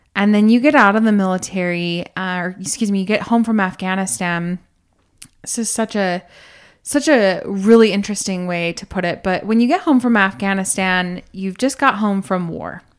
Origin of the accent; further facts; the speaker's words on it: United States; moved away as an adult; we grew up in America